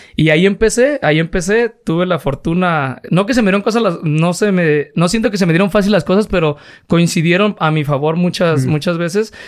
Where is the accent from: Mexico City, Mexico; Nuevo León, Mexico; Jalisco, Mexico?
Jalisco, Mexico; Guadalajara; now in Tototlán, Mexico; yo nací aquí en Guadalajara